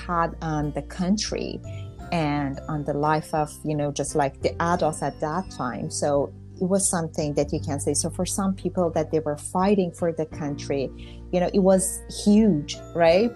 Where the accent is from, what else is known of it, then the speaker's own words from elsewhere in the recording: Tehran, Tehran Province, Iran; first language Persian; English is a second language; moved away as an adult; now in North Vancouver, Canada; I was born in Iran, Tehran, in 1976. And so what I remember from my childhood is just like being with my, surrounded with cousins, friends, and, you know, just like all the family members.